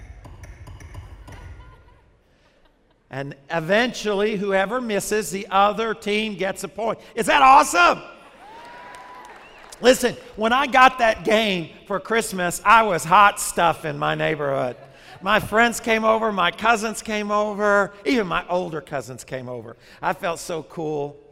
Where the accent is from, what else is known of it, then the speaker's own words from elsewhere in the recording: Arkansas, United States; now in South Florida, United States; when I was growing up in Arkansas